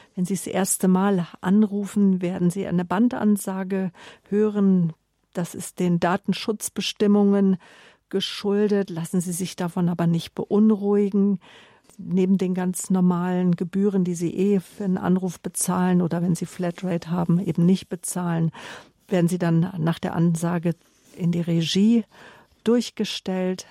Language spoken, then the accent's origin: German; Germany; mich als Deutsche